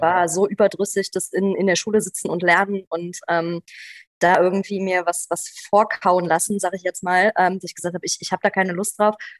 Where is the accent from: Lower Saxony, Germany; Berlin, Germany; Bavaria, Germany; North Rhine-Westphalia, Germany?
North Rhine-Westphalia, Germany; Aachen-Düren area; bin auch hier in der Ecke aufgewachsen, also nicht hier in der Stadt, aber tatsächlich hier im, im, im Aachen-Dürener Raum